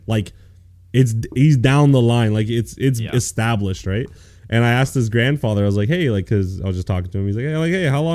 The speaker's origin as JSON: {"language": "English", "country": "Canada", "said": "I'm a Canadian boy."}